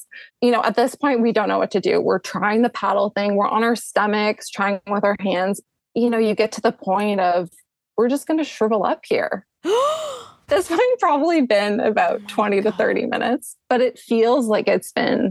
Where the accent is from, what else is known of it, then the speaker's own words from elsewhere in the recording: Canada; I am Canadian. Is it obvious?